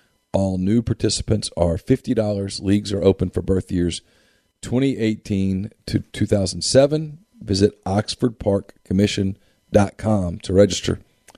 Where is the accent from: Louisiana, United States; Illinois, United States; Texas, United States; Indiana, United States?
Louisiana, United States; Ruston; I grew up in Ruston